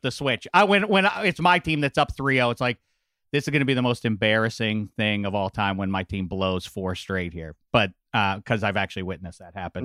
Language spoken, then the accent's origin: English; Pittsburgh, Pennsylvania, United States; I grew up in Pittsburgh